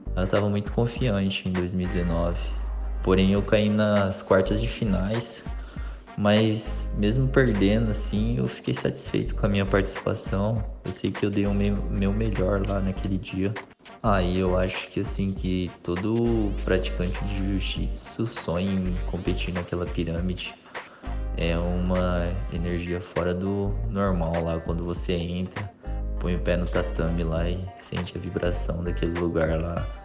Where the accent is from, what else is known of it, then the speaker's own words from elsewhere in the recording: Brazil; eu me mudei para o Brasil de 3 para 4 anos, mais ou menos. Foi quando os meus pais decidiram voltar